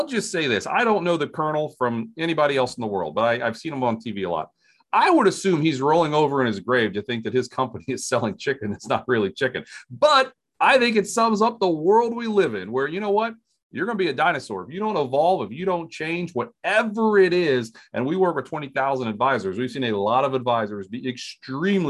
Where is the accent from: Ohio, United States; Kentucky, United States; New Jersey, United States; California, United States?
Ohio, United States; Springfield; growing up in Springfield, Ohio, every Monday, my dad had an auto parts store